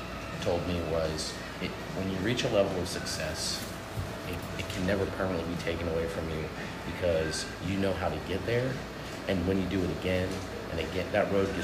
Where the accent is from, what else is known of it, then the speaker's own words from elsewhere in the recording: Greensboro, North Carolina, United States; moved away as an adult; also born or lived in Houston, Texas; So I'm from Greensboro originally.